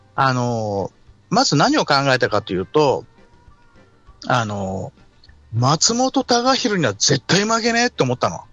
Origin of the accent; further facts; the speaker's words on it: Tokyo, Japan; 出身は東京ですね。東京の練馬。